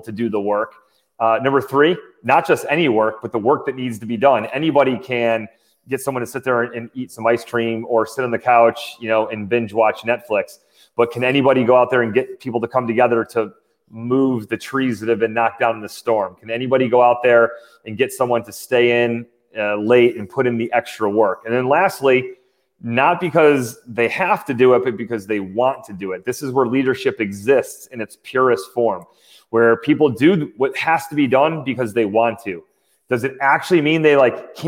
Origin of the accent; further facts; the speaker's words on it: Syracuse, New York, United States; I grew up in Syracuse, New York